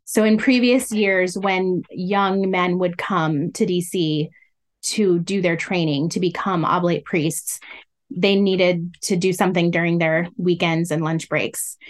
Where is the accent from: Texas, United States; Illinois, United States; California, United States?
Illinois, United States; also born or lived in Iowa; now in Washington, D.C., United States; I was born in the Midwest. And so through elementary school, I went to a school in Illinois